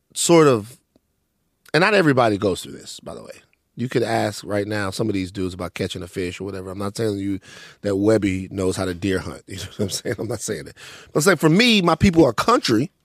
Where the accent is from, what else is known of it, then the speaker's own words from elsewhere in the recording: Maringouin, Louisiana, United States; also born or lived in Baton Rouge; now in Los Angeles, United States; growing up in Maringouin, growing up in Louisiana